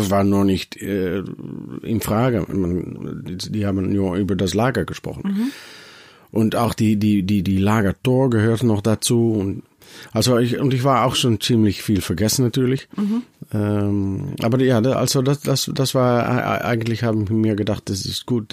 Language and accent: German; Netherlands; German is a second language; wir als Holländer nach Deutschland gehen